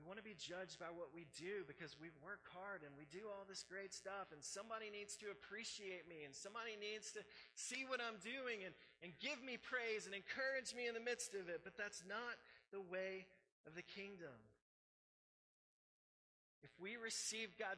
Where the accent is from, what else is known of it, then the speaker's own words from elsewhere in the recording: United States; how we grew up here in America and the system that we live